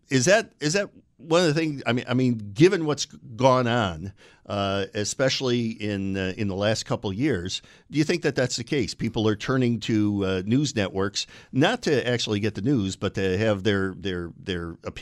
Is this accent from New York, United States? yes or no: yes; Binghamton, New York, United States; my hometown of Binghamton